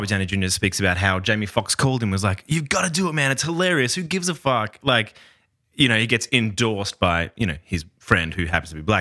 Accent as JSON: {"language": "English", "region": "Tasmania", "country": "Australia", "tie": "born or raised there", "said": "I grew up in Tasmania, a very predominantly white area"}